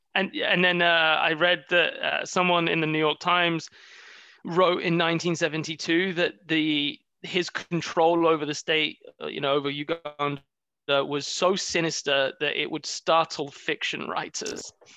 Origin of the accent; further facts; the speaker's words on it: United Kingdom; being British